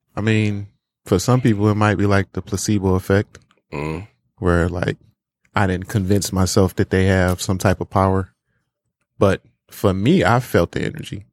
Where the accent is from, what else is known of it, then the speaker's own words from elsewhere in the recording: Detroit, Michigan, United States; moved away as an adult; also born or lived in Farmington Hills / West Bloomfield; I lived in Detroit my whole life